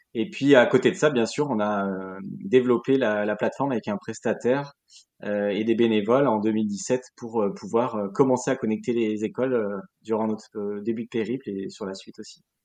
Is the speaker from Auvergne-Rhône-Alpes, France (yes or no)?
yes; Lyon, Auvergne-Rhône-Alpes, France; also born or lived in Burgundy; now in Arras, France; Je suis originaire de Lyon, mais j'ai grandi, euh, enfin, j'ai habité pendant huit ans en Bourgogne